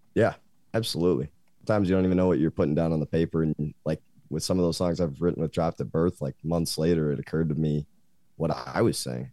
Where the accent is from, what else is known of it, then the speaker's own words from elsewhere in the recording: Grand Rapids, Michigan, United States; moved away as an adult; now in Lansing, United States; I'm from Grand Rapids